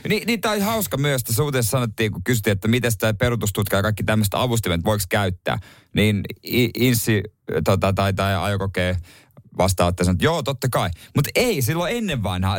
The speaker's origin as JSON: {"language": "Finnish", "region": "Ostrobothnia", "country": "Finland", "said": "ainakin meillä Pohjanmaalla"}